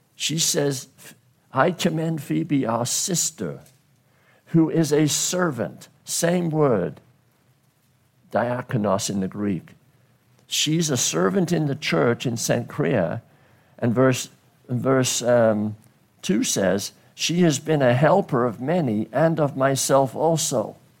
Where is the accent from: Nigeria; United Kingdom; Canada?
United Kingdom; now in United States; when I grew up in Great Britain, I grew up blue collar